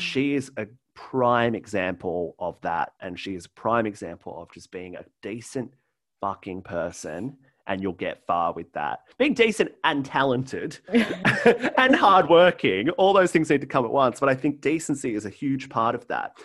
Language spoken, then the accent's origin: English; Central Coast, New South Wales, Australia; the Central Coast, in my hometown